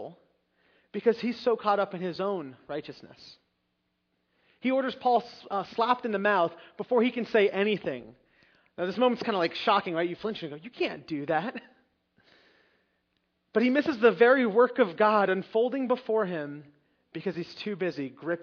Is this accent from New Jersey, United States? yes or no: yes; Long Valley, New Jersey, United States; I grew up in Long Valley, and if you don't know anything about that area, there weren't that many immigrants. I wasn't the only one, but I think I was the only one in the class